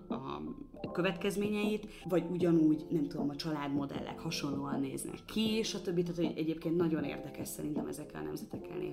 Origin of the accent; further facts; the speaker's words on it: Hungary; én egy x éves magyar fehér nő vagyok, vidékről jöttem